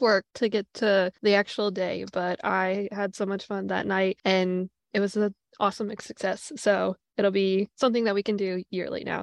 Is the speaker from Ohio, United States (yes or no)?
no; Fort Walton Beach, Florida, United States; I like was born and raised in Fort Walton Beach